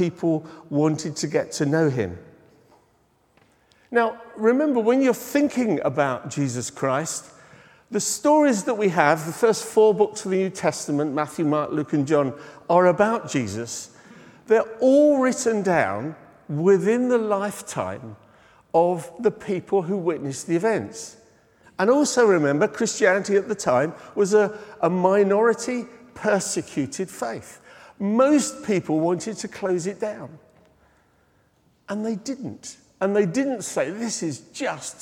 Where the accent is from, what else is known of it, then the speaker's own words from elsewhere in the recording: United Kingdom; being British